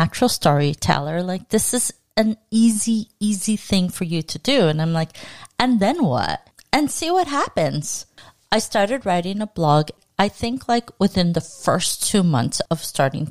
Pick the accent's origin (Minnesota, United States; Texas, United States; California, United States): California, United States; Los Angeles; Born and raised.